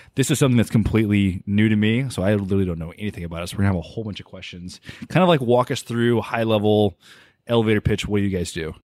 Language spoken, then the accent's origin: English; College Station, Texas, United States; I grew up in College Station.